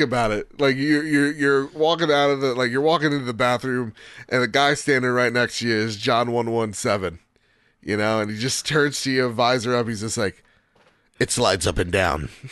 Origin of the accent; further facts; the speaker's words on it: United States; I'm American